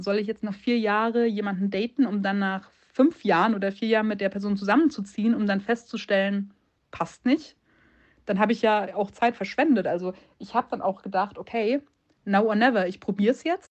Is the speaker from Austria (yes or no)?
no; Munich, Bavaria, Germany; moved away; ich bin ursprünglich aus München